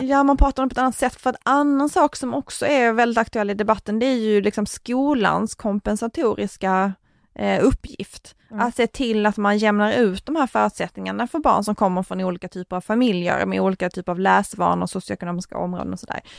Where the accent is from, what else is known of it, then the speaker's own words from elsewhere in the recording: Tomelilla, Skåne, Sweden; min hembygd och det är att i Tomlilla kommun